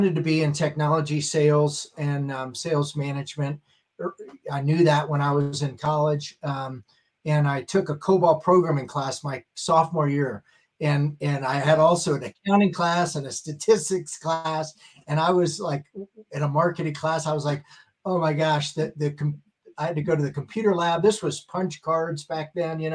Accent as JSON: {"language": "English", "town": "Worthington", "region": "Ohio", "country": "United States", "tie": "born or raised there", "also_born_or_lived": "Bethlehem, Pennsylvania / Dallas, Texas", "moved": "as an adult", "said": "I really, was living in Worthington, the Columbus area, went to Ohio State"}